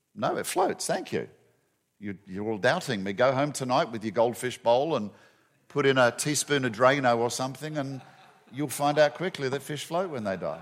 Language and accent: English; Western Australia, Australia; moved away as an adult; also born or lived in Perth, Australia; now in Atlanta, United States; my home state of Western Australia